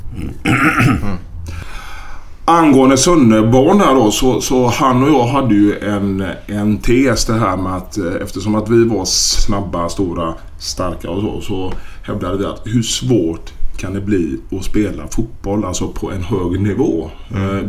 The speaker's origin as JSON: {"language": "Swedish", "town": "Gothenburg", "region": "Västra Götaland", "country": "Sweden", "also_born_or_lived": "Malmö", "moved": "as an adult", "said": "då är jag hemma i Göteborg"}